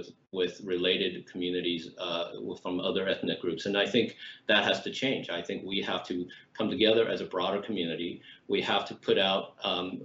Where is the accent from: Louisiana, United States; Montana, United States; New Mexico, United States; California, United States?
California, United States; San Jose; I came from East San Jose. I grew up in East San Jose